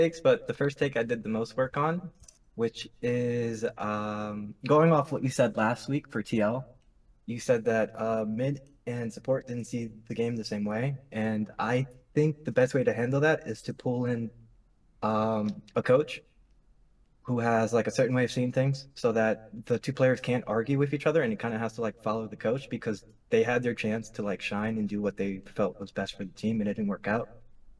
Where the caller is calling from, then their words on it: East Rutherford, New Jersey, United States; I'm calling from East Rutherford, New Jersey.